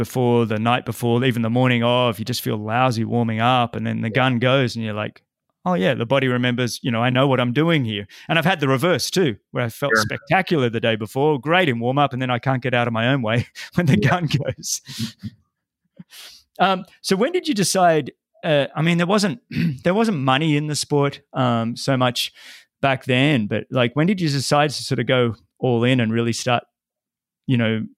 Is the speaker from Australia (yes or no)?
yes; Australia; moved away; growing up in Australia, and there was a number of us that came out of Australia